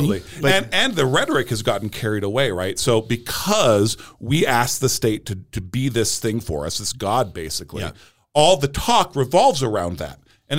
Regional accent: United States; To be an American, where at least I know I'm free.

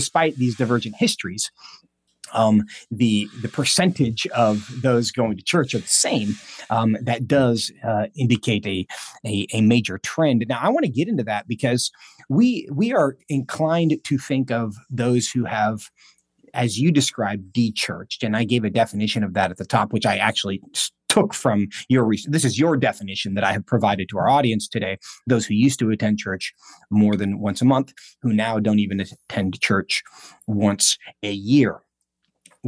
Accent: Seattle, Washington, United States; moved away; I'm actually from Seattle. I don't live there now

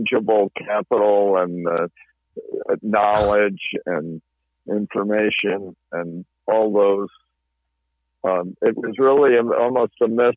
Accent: Massachusetts, United States; I go to a congregational church in my hometown

